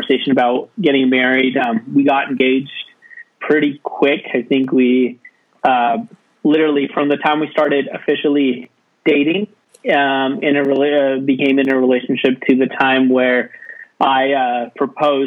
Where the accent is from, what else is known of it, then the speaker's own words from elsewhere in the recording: Bellingham, Washington, United States; also born or lived in St. Augustine, Florida; I grew up here in Bellingham and had family and connections